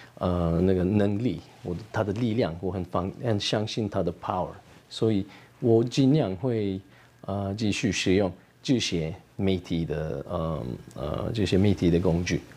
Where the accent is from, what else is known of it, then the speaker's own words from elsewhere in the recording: Turkey; Chinese is a second language; moved away as an adult; now in Taichung, Taiwan; 我是来自土耳其